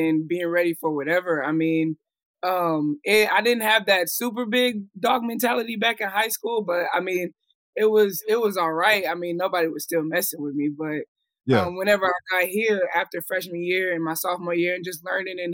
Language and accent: English; Fort Worth, Texas, United States; Flash was from Fort Worth too. So I grew up with Flash